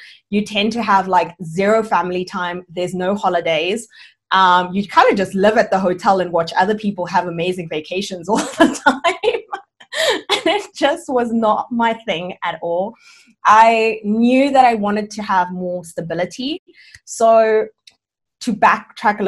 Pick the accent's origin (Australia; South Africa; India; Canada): South Africa; also born or lived in Cuba; I'm originally from Cuba, but I've lived and grown up in South Africa all my life.